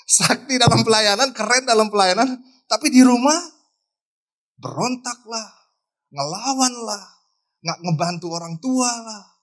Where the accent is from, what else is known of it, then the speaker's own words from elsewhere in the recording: Tangerang, Banten, Indonesia; born there; Tapi gue kelahiran Tangerang eh. Kita nggak bisa pilih negara tempat kita dilahirkan.